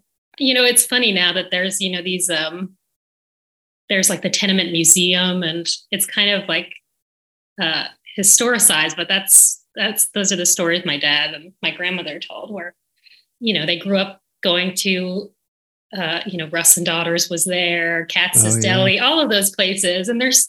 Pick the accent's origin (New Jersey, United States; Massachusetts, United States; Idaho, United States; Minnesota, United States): New Jersey, United States; Mountainside; moved away as an adult; also born or lived in Brooklyn, New York; now in Nashville, United States; I grew up in New Jersey. I was born in Brooklyn